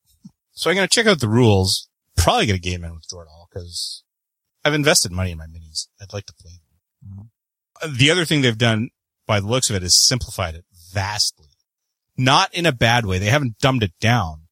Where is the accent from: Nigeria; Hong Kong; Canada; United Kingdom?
Canada; I am the Canadian